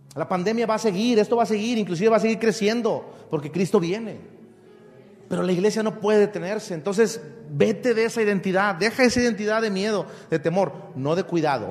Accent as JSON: {"language": "Spanish", "country": "Mexico", "said": "yo soy mexicano, ¿de dónde soy? De México, la tierra mexicana"}